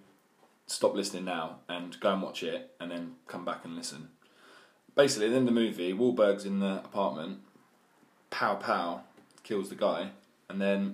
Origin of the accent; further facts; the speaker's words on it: United Kingdom; being British